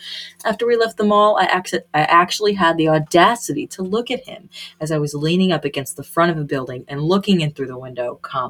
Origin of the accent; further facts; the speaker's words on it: California, United States; I'm from California, but...